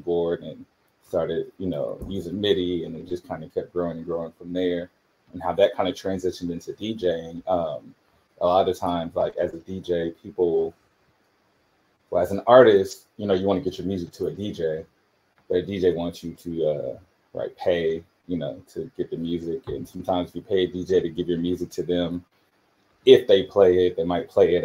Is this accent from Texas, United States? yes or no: yes; New Orleans, Texas, United States; moved away; I'm from New Orleans